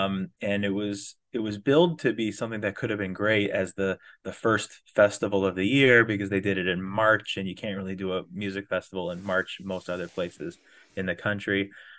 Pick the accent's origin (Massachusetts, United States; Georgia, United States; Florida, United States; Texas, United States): Florida, United States; because I came from Florida and trained down here as best as one can train at the flat Florida